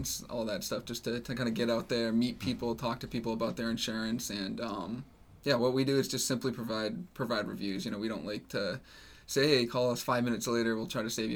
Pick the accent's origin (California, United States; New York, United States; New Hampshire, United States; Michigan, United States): New Hampshire, United States; I grew up in New Hampshire my whole life